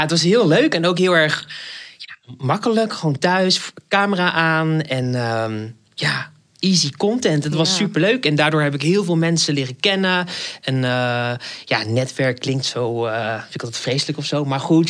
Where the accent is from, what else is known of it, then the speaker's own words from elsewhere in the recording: Rotterdam, South Holland, Netherlands; accent: Rotterdam; now in Amsterdam, Netherlands; Ik woon in Amsterdam, maar ik ben geboren in Rotterdam. Dus vandaar dat ordinaire accentje af en toe